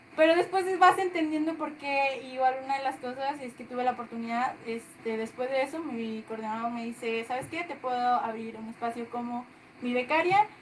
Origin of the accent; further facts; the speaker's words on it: La Paz, Baja California Sur, Mexico; moved away as an adult; now in Pachuca, Mexico; Nosotras no somos de aquí de Pachuca, nosotras nacimos en La Paz, Baja California Sur. Y pues allá vimos gran parte de nuestra vida.